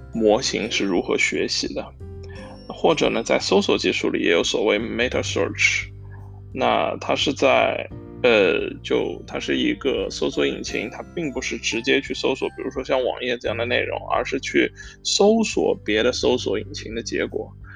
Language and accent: Chinese; Hangzhou, Zhejiang, China; moved away as an adult; now in Amsterdam, Netherlands; 我是一个杭州人嘛，其实就，嗯，周围小时候也并没有什么相声的文化